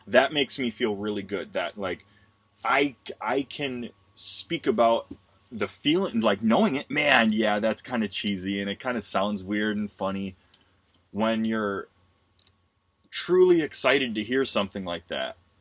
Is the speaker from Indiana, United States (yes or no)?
no; Wisconsin, United States; the house I grew up in in Wisconsin